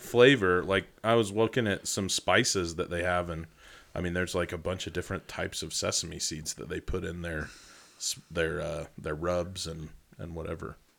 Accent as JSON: {"language": "English", "town": "Rexburg", "region": "Idaho", "country": "United States", "tie": "born or raised there", "said": "I grew up in Rexburg. We were three hours from Yellowstone"}